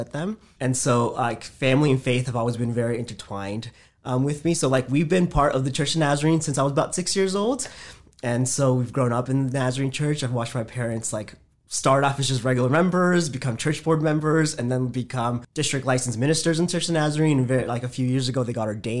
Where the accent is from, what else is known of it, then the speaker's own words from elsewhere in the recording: Woodbridge, Virginia, United States; also born or lived in Fairfax, Virginia / Fredericksburg, Virginia; I was born in Fairfax, Virginia, so just northern Virginia. Both of my parents are from Honduras, and so I'm a first generation Honduran American. So we grew up there. I spent most of my childhood in the Woodbridge area